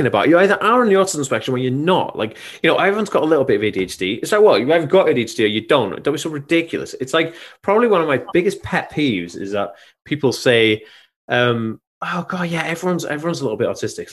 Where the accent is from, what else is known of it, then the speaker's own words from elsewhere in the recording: Anglesey, Wales, United Kingdom; I'm from Anglesey.